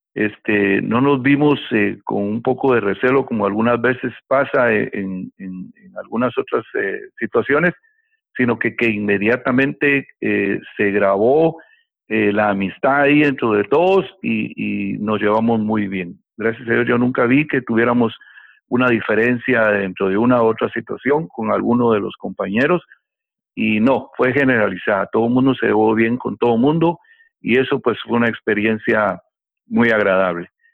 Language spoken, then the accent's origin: Spanish; Guatemala; moved away as an adult; now in Miami, United States; en mi país de origen, Guatemala